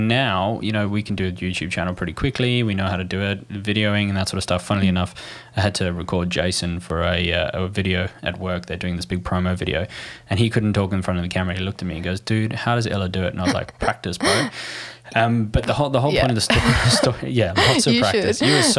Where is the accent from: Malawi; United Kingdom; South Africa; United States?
South Africa; So I'm from South Africa.